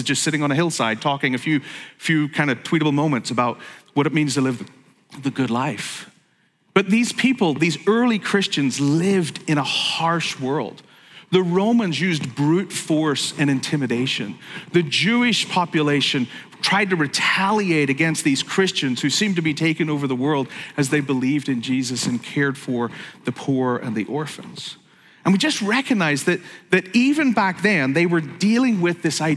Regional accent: Belfast, Northern Ireland, United Kingdom; moved away as an adult; now in United States; I grew up in Belfast

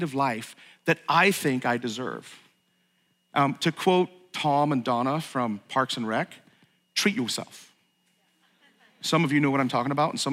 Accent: Ireland; also born or lived in Saratoga, New York / West Coast, United States; now in United States; I was born in Ireland. I'm a naturalized U.S. citizen

